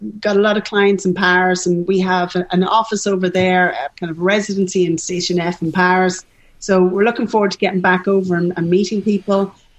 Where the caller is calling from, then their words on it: Dublin, Leinster, Ireland; So it does, you know, we're dialing in from Dublin, and you know somebody has a lovely thing to say about Ireland